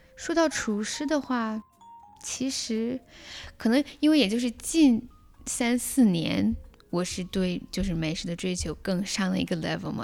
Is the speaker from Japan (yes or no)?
no; China; now in Canada; 我们中国人